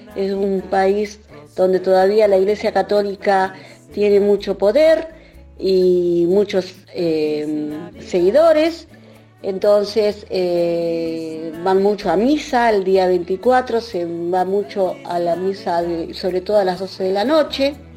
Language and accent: Spanish; Concordia, Entre Ríos, Argentina; moved away as an adult; also born or lived in Tenerife; now in Dublin, Ireland; Soy oriunda de Concordia